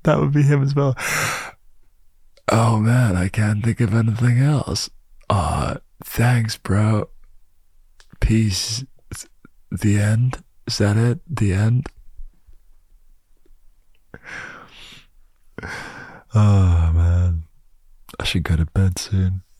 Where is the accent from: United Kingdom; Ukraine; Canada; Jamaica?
United Kingdom; I'm British